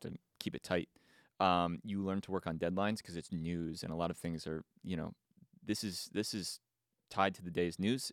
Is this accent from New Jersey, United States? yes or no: yes; East Brunswick, New Jersey, United States; moved away as an adult; now in Los Angeles, United States; I grew up in Jersey, East Brunswick